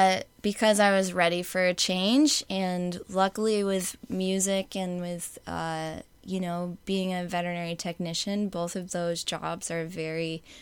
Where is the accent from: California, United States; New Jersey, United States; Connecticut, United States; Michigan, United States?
Connecticut, United States; also born or lived in Massachusetts; now in San Diego, United States; But I was born and raised in Connecticut.